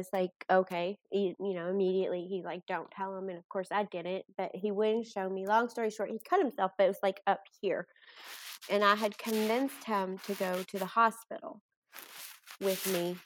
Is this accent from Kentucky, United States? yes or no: yes; Bardstown, Kentucky, United States; moved away as an adult; now in Owensboro, United States; I'm originally from Bardstown, Kentucky. I live here for work